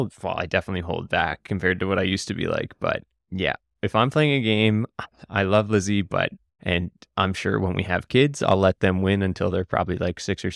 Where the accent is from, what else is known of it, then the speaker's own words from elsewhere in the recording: Nova Scotia, Canada; even though I'm from Cape Breton and live in a small city where I don't need to be.